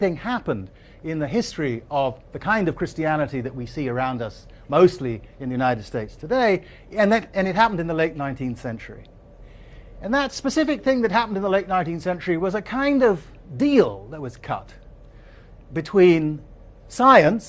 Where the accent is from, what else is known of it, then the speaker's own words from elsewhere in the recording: Asante, Ashanti, Ghana; the country that I grew up in, Ghana, the society that I grew up in, Asante